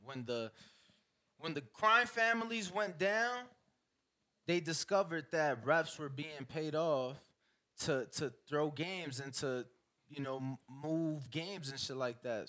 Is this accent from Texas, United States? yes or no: no; Chicago, Illinois, United States; I'm from Chicago